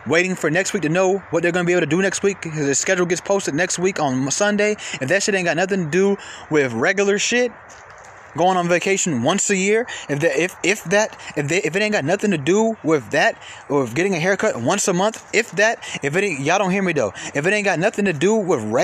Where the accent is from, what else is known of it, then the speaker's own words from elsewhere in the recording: Atlanta, Georgia, United States; I'm from Atlanta.